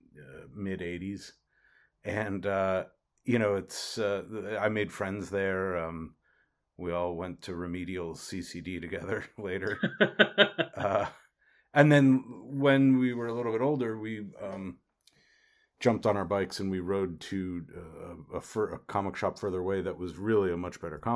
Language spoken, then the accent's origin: English; Ridgewood, New Jersey, United States; the town I grew up in Ridgewood, New Jersey